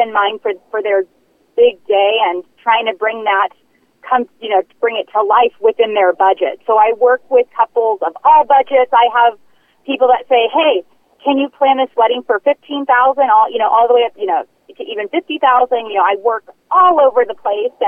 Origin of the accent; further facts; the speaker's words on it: Anaheim, California, United States; moved away as an adult; now in Scottsdale, United States; I'm actually from Anaheim, California, though I just moved to Scottsdale a few years ago in Arizona